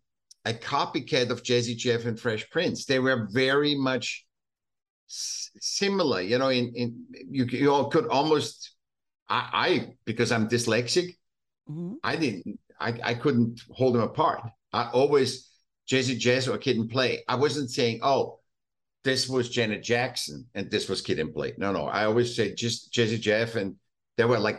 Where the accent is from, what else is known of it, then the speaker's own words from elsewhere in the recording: Vienna, Austria; moved away as an adult; I was still in Austria. I was born in Vienna